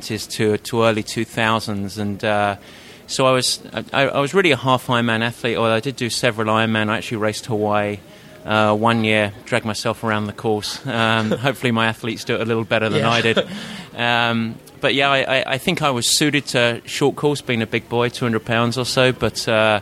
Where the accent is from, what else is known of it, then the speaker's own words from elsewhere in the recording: United Kingdom; accent: Pommy; moved away as an adult; now in San Francisco, United States; I'm based in San Francisco, actually, but obviously not from the States. I grew up just outside of London